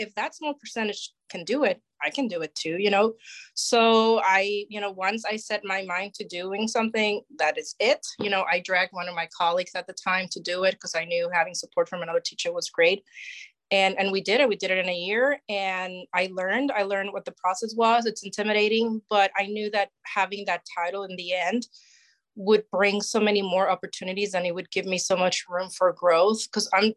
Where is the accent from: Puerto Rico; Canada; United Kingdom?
Puerto Rico; moved away as an adult; also born or lived in Wisconsin / Montgomery County, Maryland; now in Maryland, United States; So I grew up in Puerto Rico, and at the age of 18, I'm like, I'm going away for college.